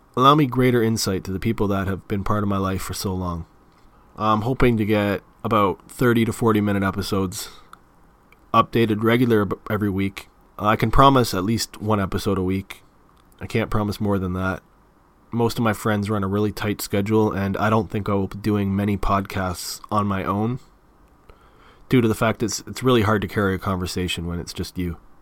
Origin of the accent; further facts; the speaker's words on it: Mississauga, Ontario, Canada; accent: Canadian; also born or lived in Clarkson / Toronto; I was born in Port Credit, Mississauga, which is pretty close to Toronto